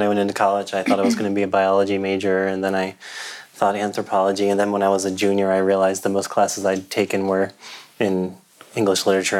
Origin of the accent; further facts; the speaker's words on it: New Jersey, United States; moved away as an adult; also born or lived in Southern Illinois; now in San Francisco, United States; I grew up in South Jersey